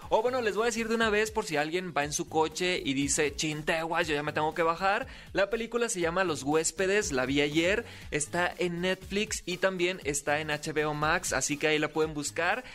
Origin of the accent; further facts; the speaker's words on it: Sinaloa, Mexico; Soy TikToker, soy locutor, soy sinaloense